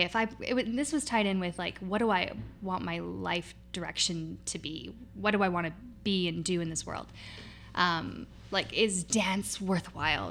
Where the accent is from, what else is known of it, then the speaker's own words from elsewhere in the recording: North Vancouver, British Columbia, Canada; I grew up mostly in Deep Cove